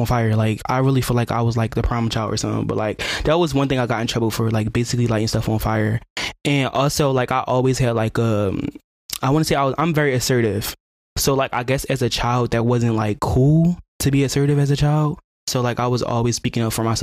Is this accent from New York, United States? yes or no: no; Philadelphia, Pennsylvania, United States; I'm from North Philly